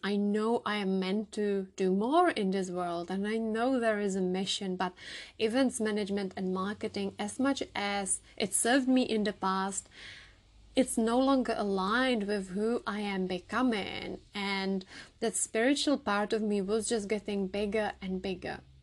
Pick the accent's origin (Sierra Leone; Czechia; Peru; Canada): Czechia; English is a second language; moved away as an adult; now in United Kingdom; I am originally from the Czech Republic, as you can hear from my accent